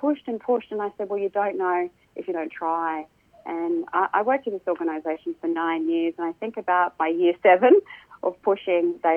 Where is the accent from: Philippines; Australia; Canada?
Australia; Cairns, Queensland; now in Brisbane, Australia; I grew up in Cairns in far north Queensland in the 70s and 80s, showing my age.